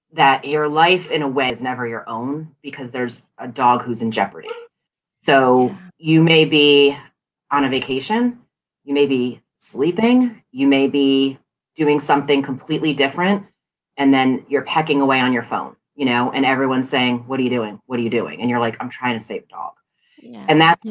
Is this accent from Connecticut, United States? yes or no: yes; Connecticut, United States; now in Washington, D.C., United States; I'm from Connecticut